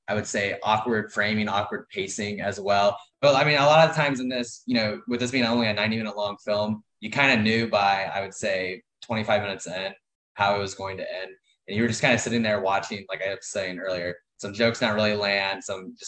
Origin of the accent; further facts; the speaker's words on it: Missouri, United States; moved away as an adult; now in California, United States; I'm from Missouri, but I'm now actually in California, all settled